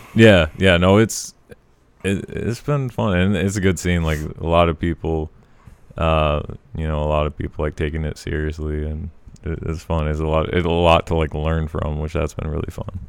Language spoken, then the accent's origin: English; Colorado, Montana, United States; moved away as an adult; also born or lived in Missoula; I was born in Colorado